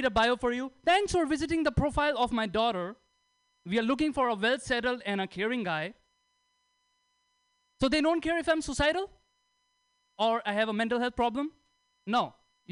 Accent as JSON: {"language": "English", "country": "India", "moved": "yes", "said": "I'm from India"}